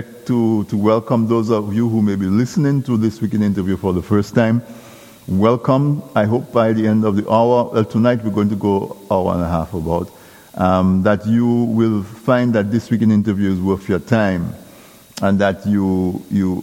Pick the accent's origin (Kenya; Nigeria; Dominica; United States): Dominica; when I grew up in Casabras, we had no electricity.